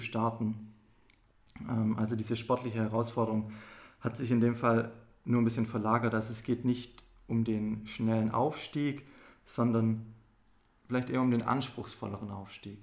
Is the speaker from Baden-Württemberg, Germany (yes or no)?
yes; Esslingen, Baden-Württemberg, Germany; wir sind ja hier in Esslingen aufgewachsen